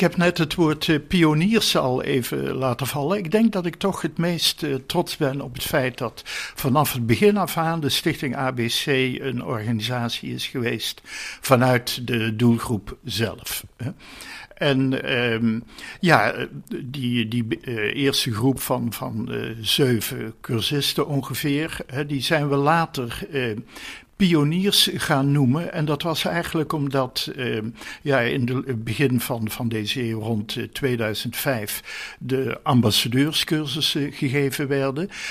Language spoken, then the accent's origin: Dutch; North Brabant, Netherlands; also born or lived in Hilvarenbeek; now in 's-Hertogenbosch, Netherlands; Geboren in Midden-Brabant in Hilvarenbeek. Ik heb mijn jeugd doorgebracht in West-Brabant.